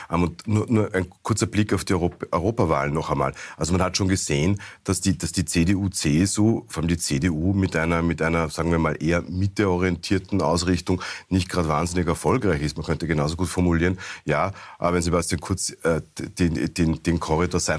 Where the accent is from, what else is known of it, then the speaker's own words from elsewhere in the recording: Innsbruck, Tyrol, Austria; Ähm, ich komme aus, Innsbruck, ich komm aus Innsbruck bei den Gemeinderatswahlen.